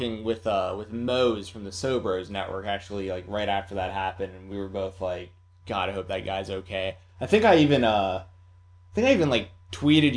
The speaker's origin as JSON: {"language": "English", "town": "Atlanta", "region": "Georgia", "country": "United States", "tie": "born or raised there", "moved": "yes", "said": "I'm originally from Atlanta, so most of my friends and stuff that I grew up"}